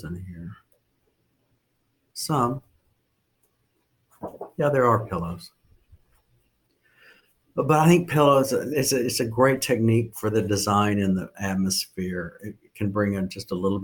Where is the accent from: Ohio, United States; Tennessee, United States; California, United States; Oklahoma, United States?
Oklahoma, United States; now in Bedford, United States; I'm from Oklahoma